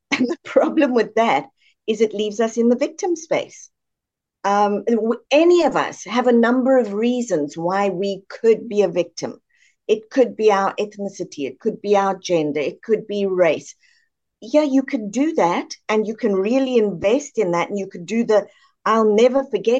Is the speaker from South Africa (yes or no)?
yes; South Africa; moved away as an adult; Born and raised in South Africa, moved across here in about 96.